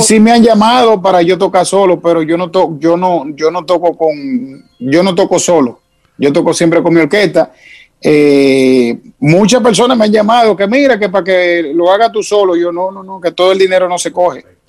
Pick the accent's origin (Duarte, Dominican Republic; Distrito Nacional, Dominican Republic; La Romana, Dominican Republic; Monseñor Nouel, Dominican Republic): Distrito Nacional, Dominican Republic; Santo Domingo; also born or lived in Montecristi; yo soy de la capital, yo nací en Isabela Católica